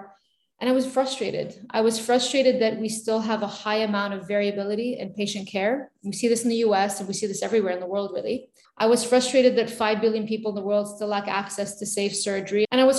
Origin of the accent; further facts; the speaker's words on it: Beirut, Beirut Governorate, Lebanon; And it wasn't the safest time to be growing up in Beirut.